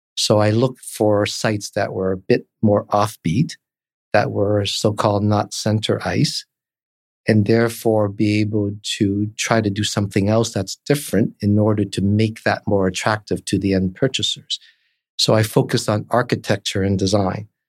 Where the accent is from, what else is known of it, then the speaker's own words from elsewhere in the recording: Toronto, Ontario, Canada; moved away as an adult; also born or lived in Hong Kong; now in Vancouver, Canada; I started off in Toronto, grew up there, went to high school